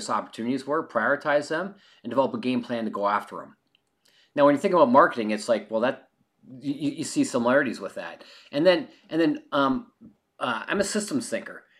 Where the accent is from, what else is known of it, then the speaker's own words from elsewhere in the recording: Canada; now in California, United States; I'm a Canadian.